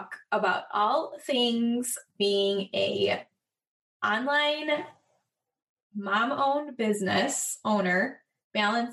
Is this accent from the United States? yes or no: yes; Chicago, Illinois, United States; I'm from Chicago